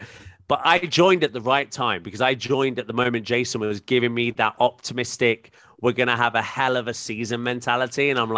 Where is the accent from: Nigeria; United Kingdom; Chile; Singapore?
United Kingdom; moved away; as a Brit abroad